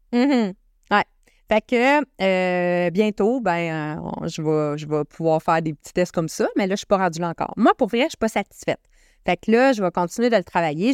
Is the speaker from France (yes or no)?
no; Canada; moi, en tant que Canadien